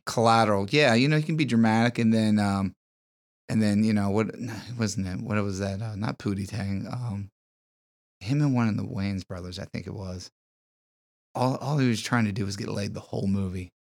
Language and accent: English; Harrison, Ohio, United States; I am from, uh, the wonderful land of Harrison, Ohio.